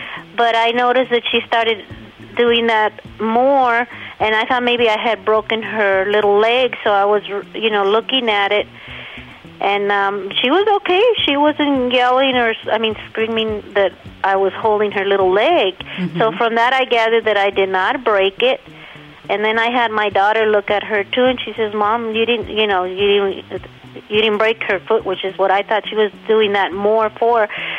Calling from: Riverside County, California, United States; I'm calling from Kalamazoo, Riverside County.

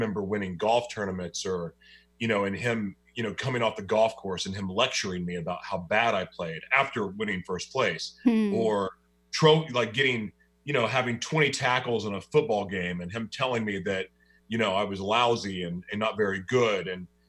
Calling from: Oklahoma City, Oklahoma, United States; I'm hiding away right now in Oklahoma City, Oklahoma.

